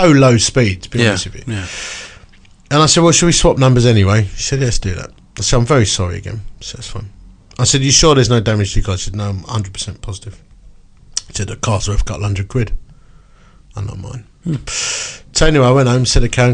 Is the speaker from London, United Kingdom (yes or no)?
yes; Romford, London, United Kingdom; I'm from Romford